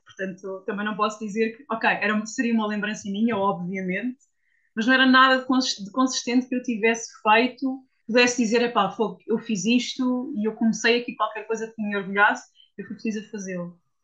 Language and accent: Portuguese; Portugal; also born or lived in Switzerland; achei que estava na altura de regressar a Portugal